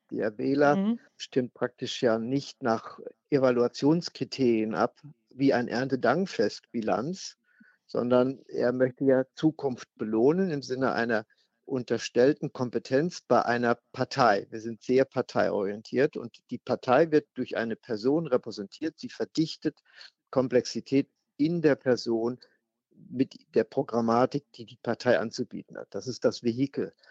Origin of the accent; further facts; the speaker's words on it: West Germany, Germany; Als Westdeutsche hat uns noch niemals zuvor einer so intensiv Freiheit genommen.